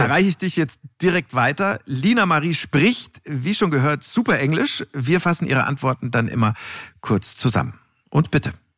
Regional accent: Munich, Bavaria, Germany; als Münchner Kindel äh, bin ich mit diversen Überschlagschiffschaukeln auf dem Oktoberfest ja sozusagen groß geworden.

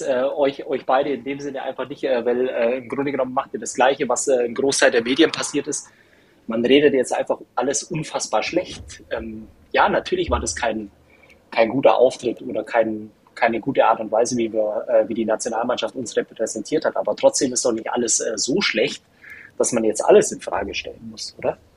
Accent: Germany; als Deutscher

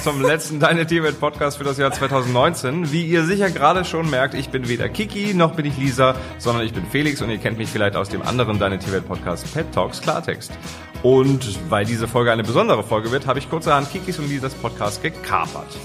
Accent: Hamburg, Germany; ich komme ja aus Hamburg

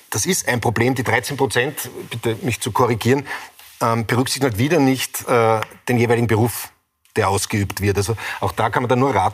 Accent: Salzburg, Austria; wenn Sie aus Tirol sind, ich bin aus Salzburg

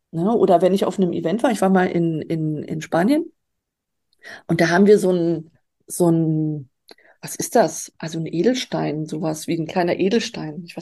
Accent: Baltic coast, Germany; Also ich bin dort an der Ostsee groß geworden. Insofern ähm, habe ich da äh, meine Wurzeln, meine ursprünglichen.

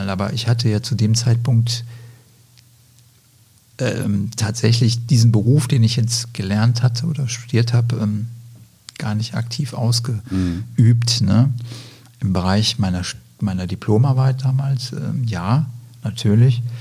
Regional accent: Lower Saxony, Germany; also born or lived in Greece; Aufgewachsen bin ich in Griechenland, in Deutschland, später dann auch. Ich habe in, in Deutschland 1985 mein Abitur gemacht in der Nähe von Hamburg, südlich von Hamburg, in Niedersachsen.

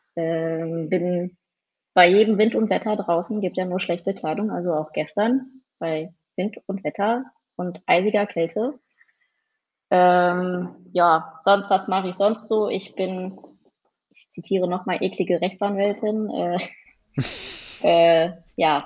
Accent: Mettmann, North Rhine-Westphalia, Germany; bin gebürtige Mettmännerin, komme also aus der Hochburg, der Golfer

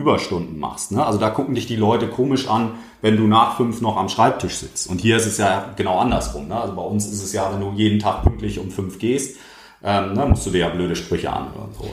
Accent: Germany; bei uns in Deutschland

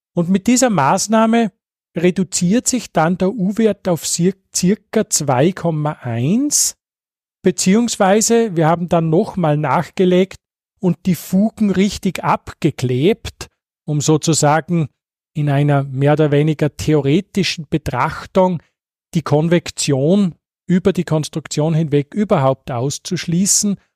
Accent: Salzkammergut, Austria; ich stamme jetzt aus dem Salzkammergut, wo wir diese schönen alten Fenster haben

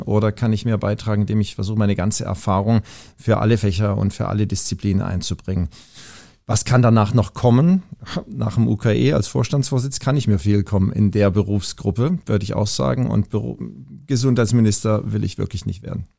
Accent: Pforzheim, Baden-Württemberg, Germany; moved away as an adult; also born or lived in Langenfeld / Tübingen; now in Hamburg, Germany; ich bin in Pforzheim aufgewachsen

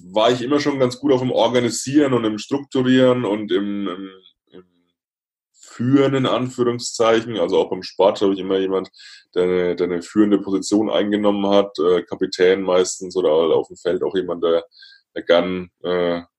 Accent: Bavaria, Germany; Ich komme aus der Nähe von Würzburg, ähm, so

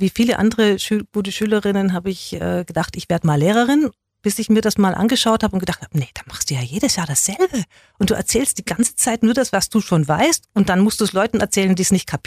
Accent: Baden-Württemberg, Germany; Ich bin zwar in Nollen geboren, aber ich habe Schwäbisch von meinen Nachbarskindern gelernt. Und zu Hause durfte ich es nicht sprechen. Das heißt, ich war wirklich zweisprachig.

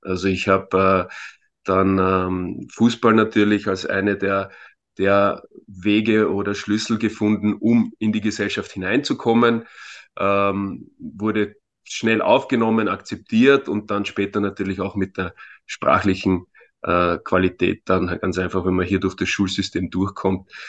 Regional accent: Vienna, Austria; born there; ich bin in Wien geboren, äh, komme ursprünglich aus einem Balkanstaat, aus Mazedonien.

